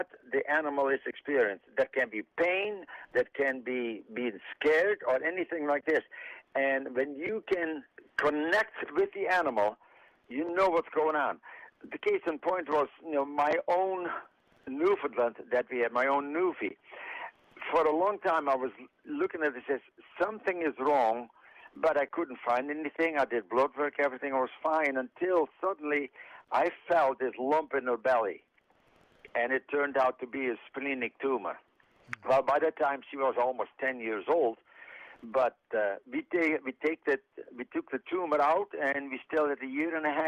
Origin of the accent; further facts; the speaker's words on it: Netherlands; now in Mount Pleasant; I'm from the Netherlands